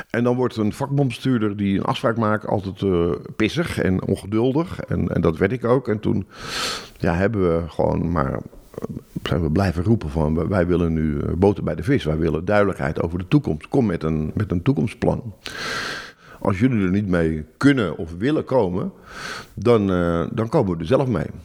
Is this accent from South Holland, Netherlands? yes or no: no; Amsterdam, North Holland, Netherlands; Ik kom uit Amsterdam, ik woon hier pas zes jaar.